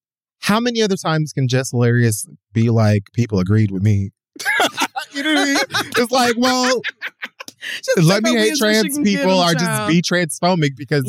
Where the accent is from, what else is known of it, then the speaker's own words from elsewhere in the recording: Jamaica; But I'm like Jamaican.